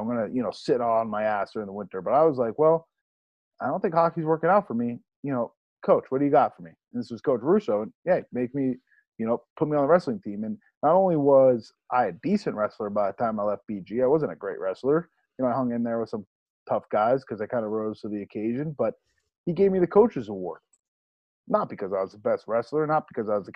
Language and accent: English; New England, United States; Growing up in New England, we know that full well